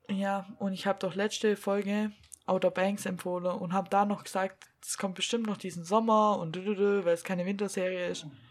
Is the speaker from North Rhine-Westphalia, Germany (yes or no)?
no; Black Forest, Baden-Württemberg, Germany; accent: Swabian; bei uns im Schwarzwald